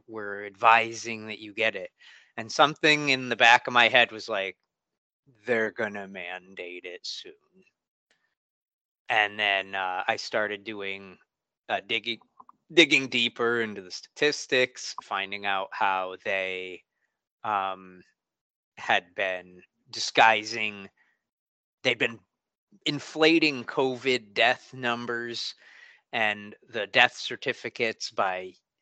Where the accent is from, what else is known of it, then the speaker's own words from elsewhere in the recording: Connecticut, United States; moved away as an adult; now in Massachusetts, United States; I grew up in Connecticut, but I moved up to Massachusetts about 17 years ago, 15 years ago